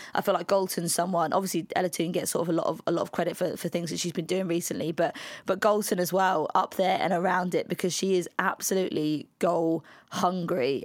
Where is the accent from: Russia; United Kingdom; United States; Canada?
United Kingdom; We're British